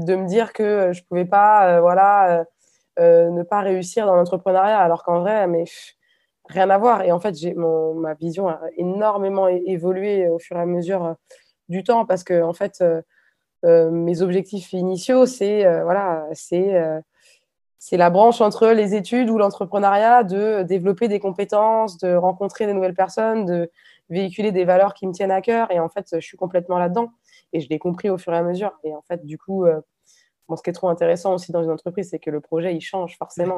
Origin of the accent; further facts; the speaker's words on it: Nantes, Pays de la Loire, France; moved away as an adult; now in Hungary; je suis nantaise d'origine